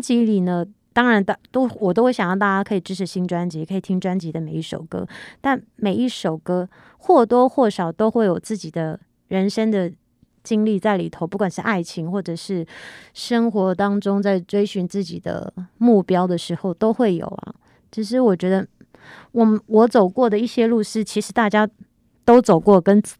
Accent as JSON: {"language": "Chinese", "country": "Taiwan", "tie": "born or raised there", "said": "我是原住民，在部落长大"}